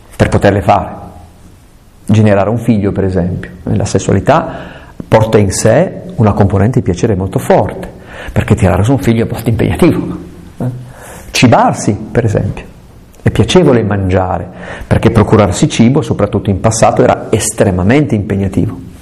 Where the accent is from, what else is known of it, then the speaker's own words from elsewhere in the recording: Italy; sul Gran Paradiso, che è una montagna delle mie parti